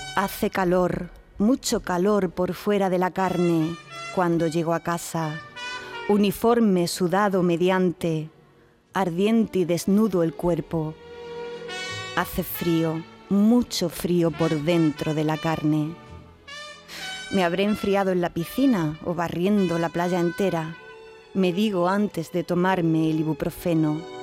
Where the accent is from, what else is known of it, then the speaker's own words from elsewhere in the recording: Andalusia, Spain; En Andalucía tenemos más palabras